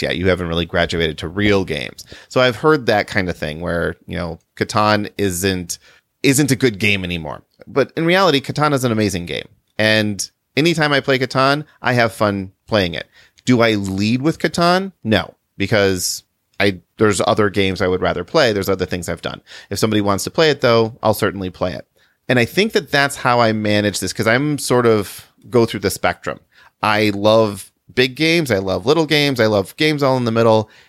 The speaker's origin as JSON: {"language": "English", "town": "Chicago", "region": "Illinois", "country": "United States", "said": "we're from the Chicago area"}